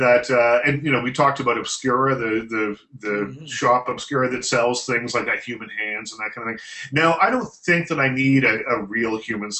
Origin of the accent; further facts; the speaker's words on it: East Coast, United States; I'm from the East Coast